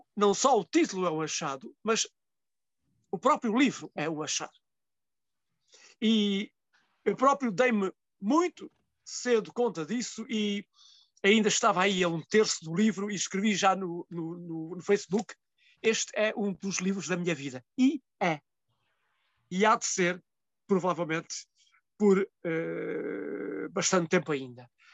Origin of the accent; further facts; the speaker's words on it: Mértola, Alentejo, Portugal; Mértola, que é uma terra no fundo do fundo do Alentejo, e uh, que é a minha terra natal e que é a terra que escolhi para viver